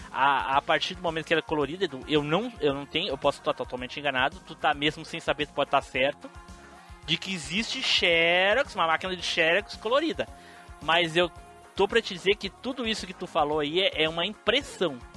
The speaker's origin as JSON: {"language": "Portuguese", "region": "Rio de Janeiro", "country": "Brazil", "said": "Não, mas ele é do Rio. É, eu sou do Rio."}